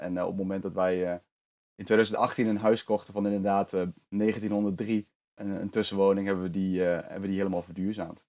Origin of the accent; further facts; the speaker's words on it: eastern Netherlands, Netherlands; also born or lived in Zwolle; ik kom uit het oosten van Nederland